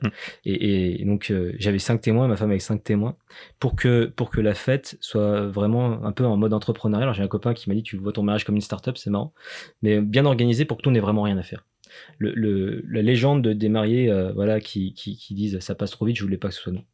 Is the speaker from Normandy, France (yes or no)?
no; Lyon, Auvergne-Rhône-Alpes, France; on est lyonnais